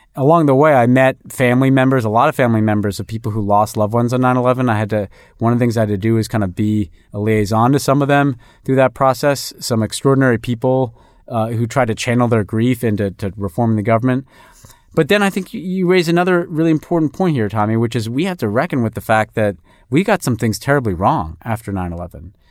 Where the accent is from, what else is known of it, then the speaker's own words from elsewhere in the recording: New York, United States; moved away; I'm a New Yorker